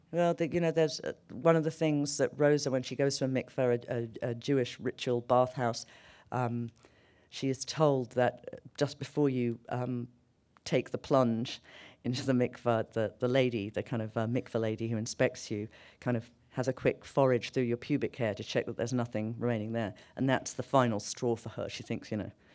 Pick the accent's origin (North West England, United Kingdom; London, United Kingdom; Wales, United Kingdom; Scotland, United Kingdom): London, United Kingdom; moved away as an adult; now in New York, United States; I grew up in London.